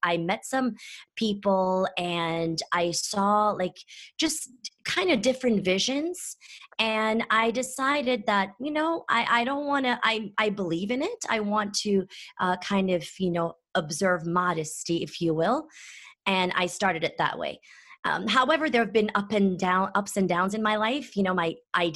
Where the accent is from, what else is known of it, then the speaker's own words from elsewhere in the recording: Istanbul, Turkey; moved away; also born or lived in Athens, Ohio, United States; I'm originally from Istanbul, Turkey